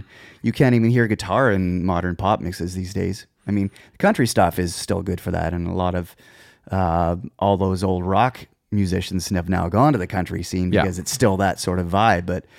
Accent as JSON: {"language": "English", "town": "Moose Jaw", "region": "Saskatchewan", "country": "Canada", "tie": "born or raised there", "moved": "as an adult", "said": "I was born in the Jaw."}